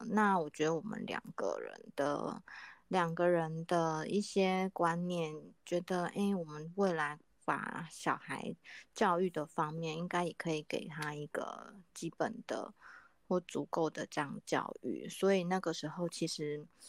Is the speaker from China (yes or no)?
no; Kaohsiung, Taiwan; 我是来自高雄的